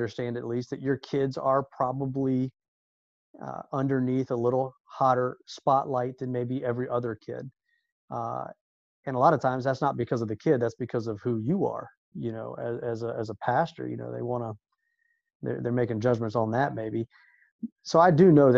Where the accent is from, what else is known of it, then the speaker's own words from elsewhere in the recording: Orlando, Florida, United States; us growing up in Orlando at such a special time in Orlando